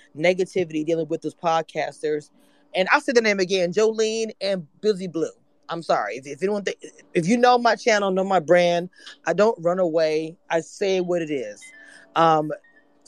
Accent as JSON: {"language": "English", "town": "Natchitoches", "region": "Louisiana", "country": "United States", "said": "I am from Natchitoches. It's a small town out of Shreveport"}